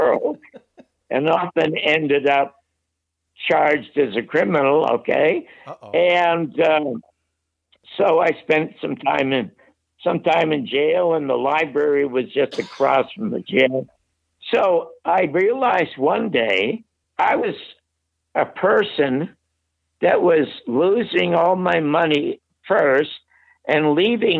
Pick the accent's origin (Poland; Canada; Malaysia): Canada; Toronto, Ontario; moved away as an adult; now in United States; I was born in the Salvation Army Charity Ward in Toronto in 1933